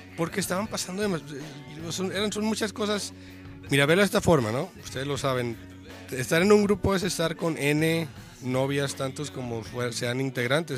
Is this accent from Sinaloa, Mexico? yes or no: yes; Mazatlán, Sinaloa, Mexico; moved away as an adult; now in Guadalajara, Mexico; Yo soy de Mazatlán